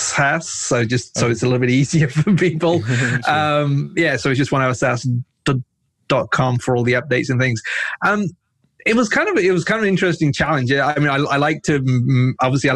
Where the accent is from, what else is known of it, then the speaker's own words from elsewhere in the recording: England, United Kingdom; moved away as an adult; also born or lived in north of Pakistan / San Francisco; now in United States; when I was about 4 years old, we moved from Pakistan to England. I lived and studied there. You know, that's where I grew up.